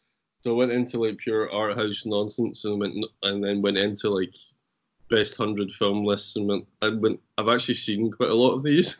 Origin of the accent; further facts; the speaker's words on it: Scotland, United Kingdom; also born or lived in Ireland; I'm Scottish